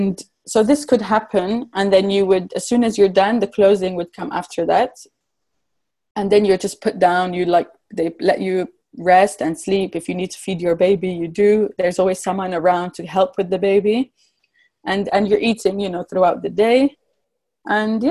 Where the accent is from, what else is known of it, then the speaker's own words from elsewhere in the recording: Morocco; also born or lived in England; growing up in Morocco